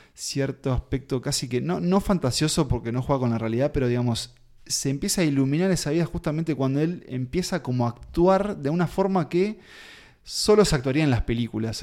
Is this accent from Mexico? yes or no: no; Uruguay